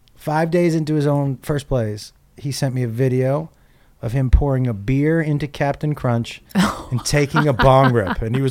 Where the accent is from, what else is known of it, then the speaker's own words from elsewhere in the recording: Massachusetts, United States; now in Los Angeles, United States; I grew up in Massachusetts.